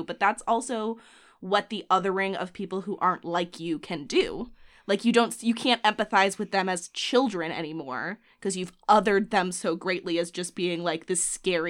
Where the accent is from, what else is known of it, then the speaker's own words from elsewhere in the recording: Boston, Massachusetts, United States; I was a South Boston boy. I grew up in Southie.